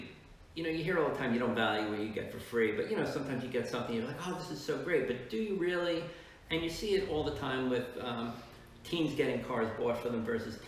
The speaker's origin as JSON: {"language": "English", "region": "New Jersey", "country": "United States", "tie": "born or raised there", "also_born_or_lived": "Georgia", "moved": "as an adult", "said": "I was looking at places to practice in Jersey and I wasn't sure if I wanted to practice in my hometown"}